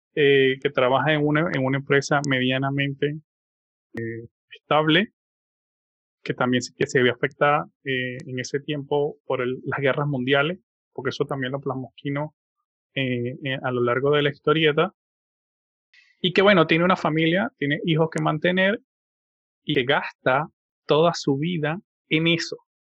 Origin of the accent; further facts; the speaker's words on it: Venezuela; mi país, en Venezuela